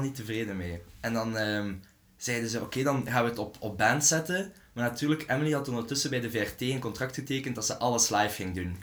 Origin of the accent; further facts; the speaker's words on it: Belgium; als Belg zijnde